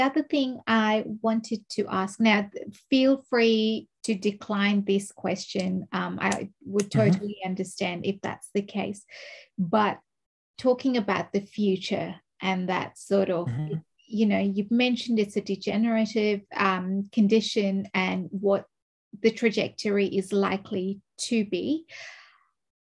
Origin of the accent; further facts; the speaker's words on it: Kenya; now in Australia; coming from Indian roots, but growing up in born and growing up in Kenya